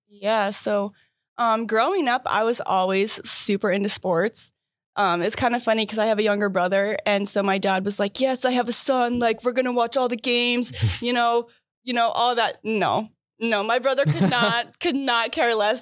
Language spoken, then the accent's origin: English; Iowa, United States; moved away as an adult; now in Michigan, United States; I'm from Iowa